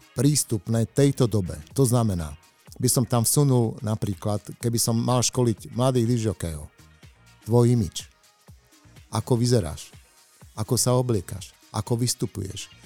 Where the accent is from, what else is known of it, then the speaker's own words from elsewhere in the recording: Košice, Košice Region, Slovakia; Som z Košíc